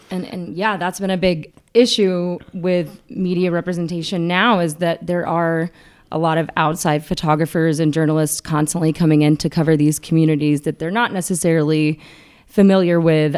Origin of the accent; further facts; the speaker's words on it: McDonough, Georgia, United States; McDonough, Georgia, which is my hometown